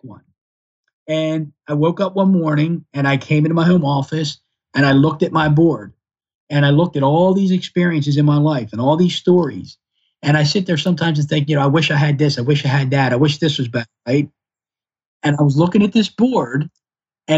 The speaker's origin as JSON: {"language": "English", "town": "Baltimore", "region": "Maryland", "country": "United States", "tie": "born or raised there", "said": "I grew up in Northeast Baltimore City"}